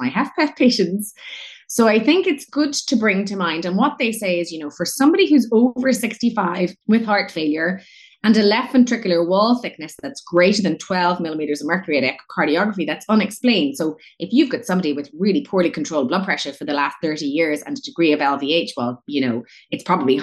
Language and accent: English; Northern Ireland, United Kingdom; moved away as an adult; I am from Northern Ireland, but I only moved back to Northern Ireland after training abroad for many, many years in 2018